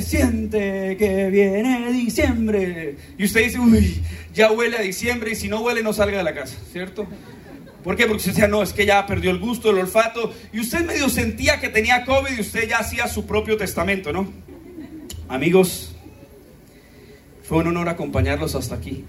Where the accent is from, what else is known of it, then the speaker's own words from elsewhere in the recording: Colombia; qué lindos somos los colombianos